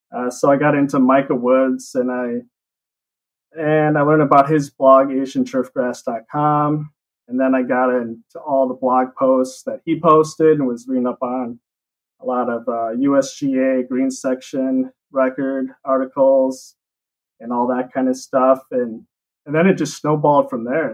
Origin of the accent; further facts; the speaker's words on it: La Crosse, Wisconsin, United States; accent: Wisconsin; also born or lived in Utah; I grew up here